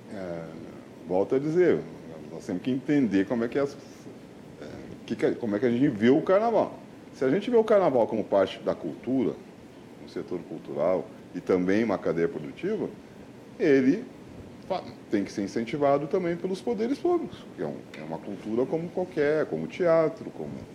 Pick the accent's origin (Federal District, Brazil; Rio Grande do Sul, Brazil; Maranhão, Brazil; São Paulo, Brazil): Rio Grande do Sul, Brazil; Porto Alegre; me criei na região perto do Parcão